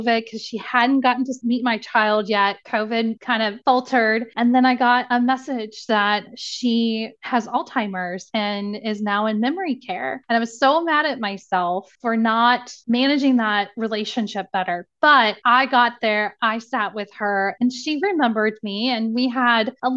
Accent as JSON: {"language": "English", "region": "Indiana", "country": "United States", "moved": "yes", "lives_now": "Cincinnati, United States", "said": "I'm from Indiana and I moved to Cincinnati"}